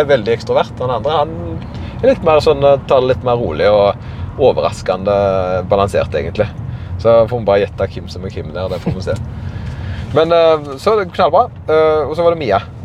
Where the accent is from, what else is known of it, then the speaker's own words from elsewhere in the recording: Karmøy, Rogaland, Norway; accent: Karmøy dialect; jeg har på en måte denne karmøydialekta som er litt utvanna, men vanskelig